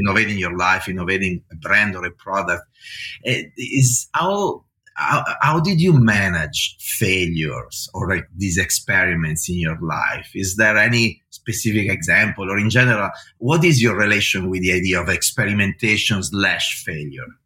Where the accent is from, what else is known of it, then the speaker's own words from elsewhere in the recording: Varese, Lombardy, Italy; I come from the same city in the north of Italy, from Varese